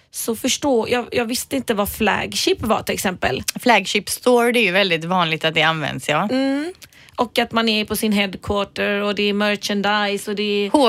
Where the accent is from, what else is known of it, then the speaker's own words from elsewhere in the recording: Gothenburg, Västra Götaland, Sweden; jag är ju bara från Biskopsgården, vet du. Blattespråket.